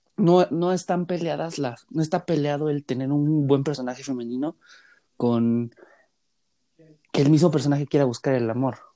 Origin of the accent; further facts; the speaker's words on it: Mexico City, Mexico; nosotros que somos de la Ciudad de México